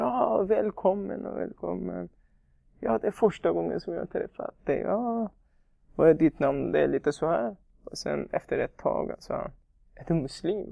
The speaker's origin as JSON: {"language": "Swedish", "country": "Iran", "tie": "born or raised there", "also_born_or_lived": "Afghanistan", "second_language": "Swedish", "moved": "as an adult", "lives_now": "Sweden", "said": "Jag kommer från Afghanistan, men jag är uppvuxen i Iran."}